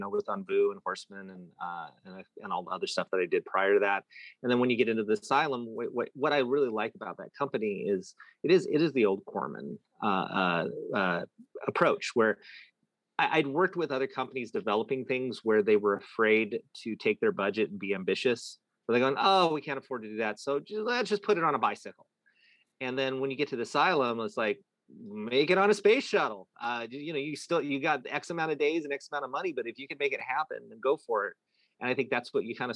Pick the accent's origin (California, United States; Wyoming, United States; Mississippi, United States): California, United States; Antioch; now in Los Angeles, United States; growing up in that town